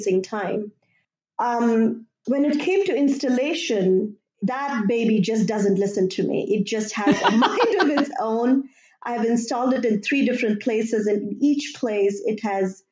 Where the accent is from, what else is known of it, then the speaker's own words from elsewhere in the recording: India; moved away; I grew up in India